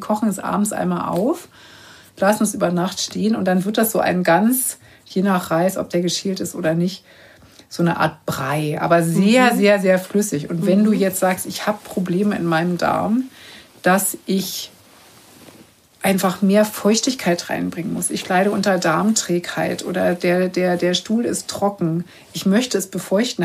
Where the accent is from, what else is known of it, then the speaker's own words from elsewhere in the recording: Berlin, Germany; ich komme ja nur aus Berlin